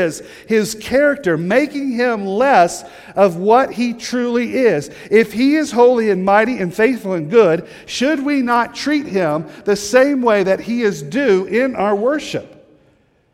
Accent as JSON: {"language": "English", "region": "the South", "country": "United States", "moved": "yes", "said": "I'm from the South, a little bit further south from here, and good Southern people"}